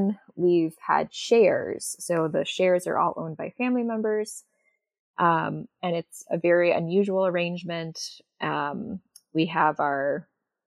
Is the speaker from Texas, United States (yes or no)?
no; Brewster, New York, United States; I'm talking to you from Ryder Farm in Brewster, New York